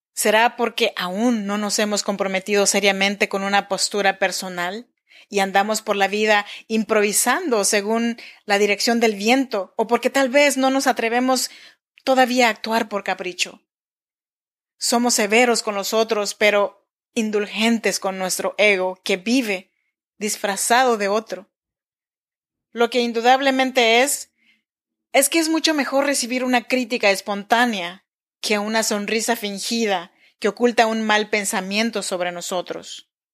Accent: Chinantla region, Oaxaca, Mexico; now in Sacramento, United States; Yo soy mexicana, oaxaqueña de la región chinanteca.

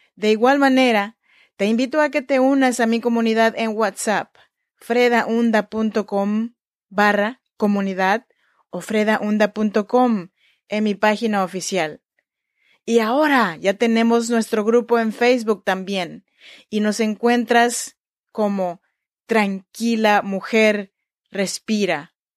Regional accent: Chinantla region, Oaxaca, Mexico; yo soy mexicana, oaxaqueña de la región chinanteca

